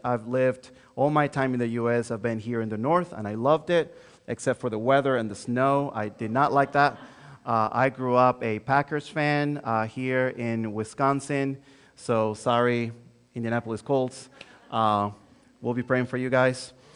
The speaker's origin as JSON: {"language": "English", "town": "Santo Domingo", "country": "Dominican Republic", "tie": "born or raised there", "also_born_or_lived": "Joliet, Illinois", "first_language": "Spanish", "second_language": "English", "moved": "as an adult", "lives_now": "United States", "said": "born and raised in Santo Domingo, Dominican Republic"}